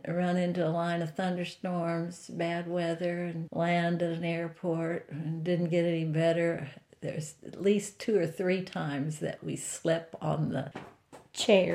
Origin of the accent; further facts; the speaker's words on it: United States; moved away as an adult; also born or lived in Glen Allen / Ohio; I grew up in Blenheim County